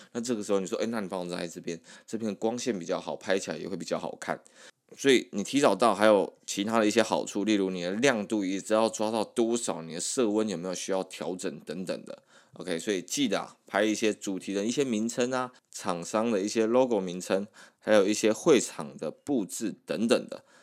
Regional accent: Taiwan; 我们台湾人还是算是比较害羞一点

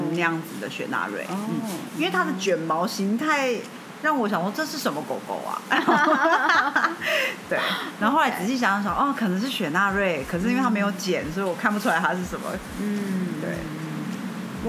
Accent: Taiwan; 我是台湾人

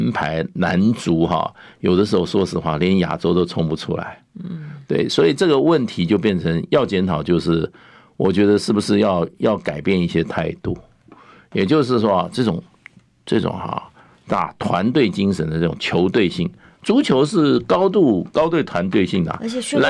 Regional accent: China; 所以个人比赛中，我们中国人来讲的话，基本上一比一都是强强过任何人的。

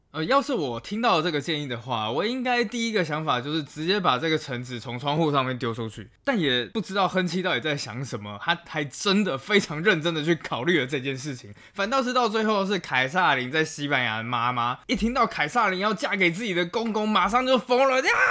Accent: Taiwan; 作为一个台湾人

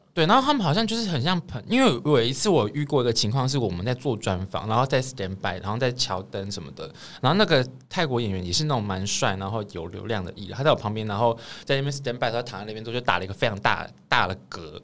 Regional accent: Taiwan; 我们台湾人是追求买房

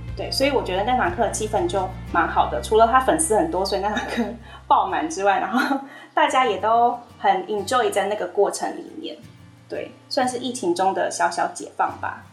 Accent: Taiwan; 我们台湾人

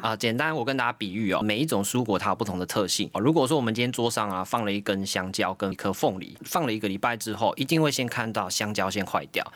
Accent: Taiwan; 我们台湾人

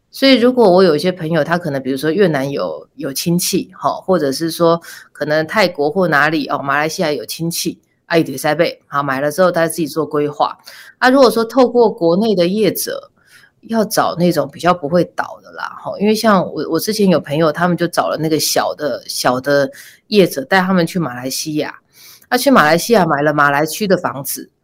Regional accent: Taipei, Taiwan; 我是台北人，所以我，我不用住，我就住在家里

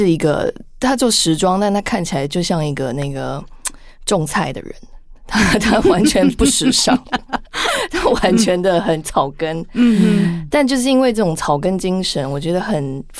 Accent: Canada; moved away as an adult; also born or lived in United Kingdom; now in Taiwan; 我从小在加拿大长大，后来回国工作几年，后来再去读硕士

